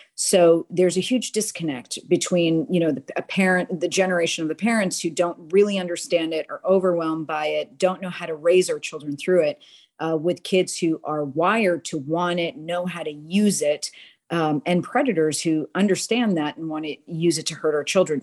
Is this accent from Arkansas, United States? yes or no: no; Boston, Massachusetts, United States; moved away as an adult; now in Houston, United States; born and raised in Boston, but married a Texan and found myself in Houston, Texas in two thousand and four.